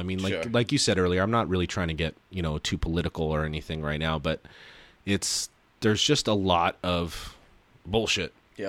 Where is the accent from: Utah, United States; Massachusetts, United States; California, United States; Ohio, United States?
California, United States; Burbank; I'm an L.A. native. I was born and raised in Burbank.